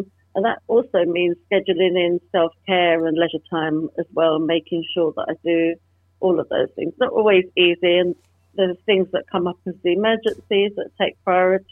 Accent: London, United Kingdom; growing up in London in the 70s and 80s, I experienced discrimination firsthand

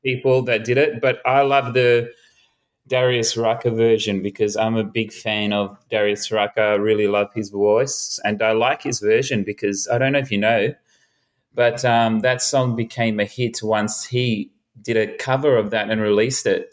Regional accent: Melbourne, Victoria, Australia; I was born in Melbourne, grew up in Melbourne, never really left Melbourne except for going to overseas for quite some time.

